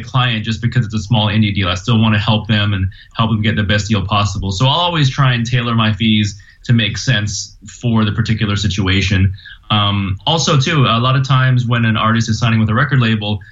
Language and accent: English; Miami, Florida, United States; now in Los Angeles, United States; I was growing up in Miami